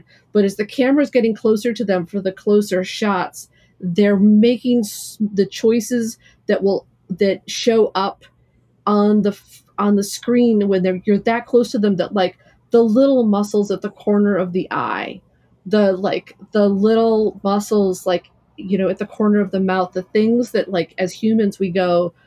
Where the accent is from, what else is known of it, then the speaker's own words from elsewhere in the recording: Midwest, United States; I, as a Midwesterner